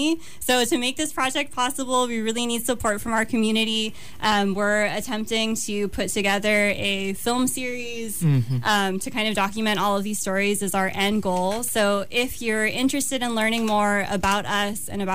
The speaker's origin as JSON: {"language": "English", "country": "Guam", "tie": "born or raised there", "said": "I was also born and raised on Guam"}